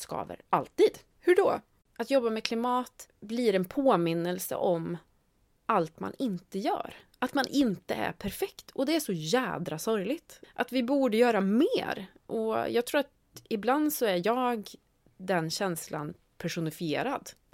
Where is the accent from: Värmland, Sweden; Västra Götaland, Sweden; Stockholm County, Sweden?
Värmland, Sweden; jag är liksom uppvuxen på landet i Värmland